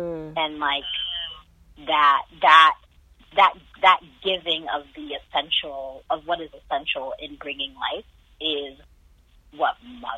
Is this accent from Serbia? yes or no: no; Nigeria; I'm Igbo so I'm from the Igbo tribe in Nigeria